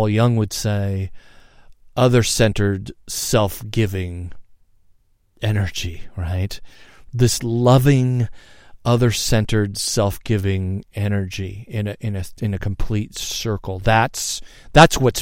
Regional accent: United States; here in the States as an American

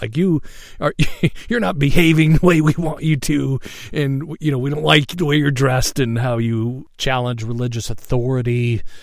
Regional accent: Seattle, Washington, United States; I was born in Seattle, all right, Swedish hospital

